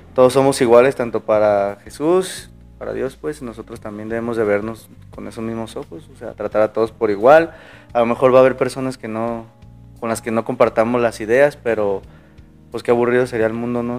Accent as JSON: {"language": "Spanish", "country": "Mexico", "said": "nuestra cultura como mexicanos"}